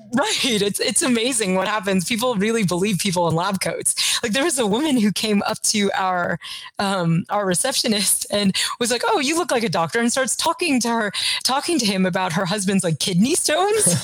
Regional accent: Kentucky, United States; I grew up in Kentucky

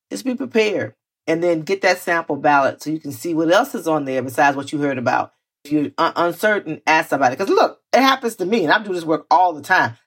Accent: Florida, United States; I grew up in Florida where we grew up around the K K K

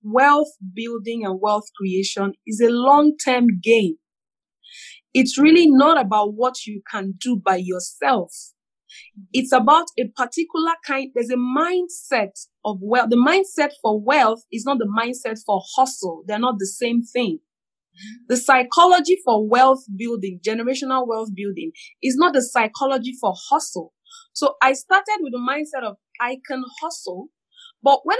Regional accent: Nigeria; I'm a Nigerian

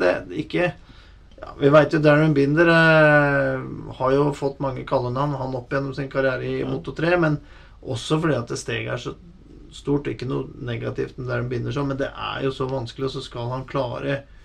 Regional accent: Norway; vi er fra Norge og Norden

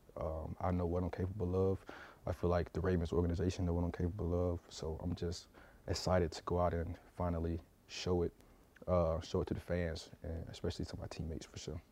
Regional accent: South Georgia, United States; moved away; I go back home, South Georgia

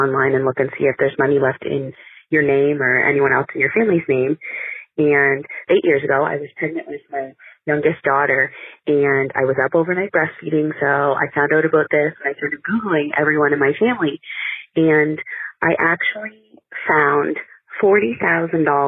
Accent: Nova Scotia, Canada; I'm from Nova Scotia, Canada

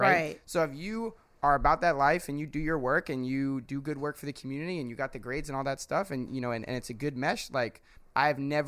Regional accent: New Jersey, United States; also born or lived in Philadelphia; I'm from New Jersey. I went to school in Philly

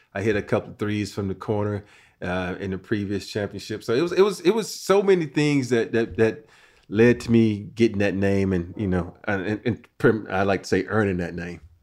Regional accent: Andalusia, Alabama, United States; moved away; growing up in a little small town, Andalusia, Alabama

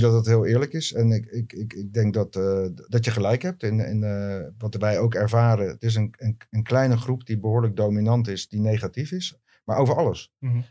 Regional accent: Leiden, South Holland, Netherlands; ik kom uit Leiden

